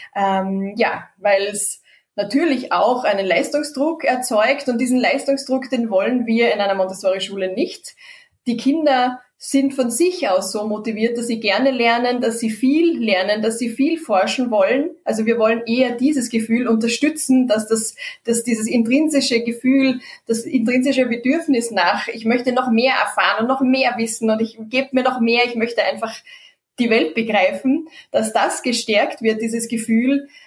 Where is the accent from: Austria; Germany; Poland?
Austria; bei uns in Österreich